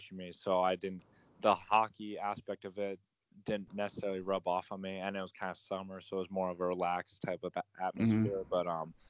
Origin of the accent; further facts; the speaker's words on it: Elizabeth, Colorado, United States; I'm from Colorado, born and raised